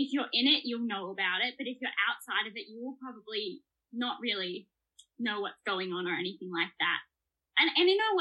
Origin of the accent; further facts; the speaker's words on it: Canberra, Australian Capital Territory, Australia; I'm from Canberra, and I am a street dancer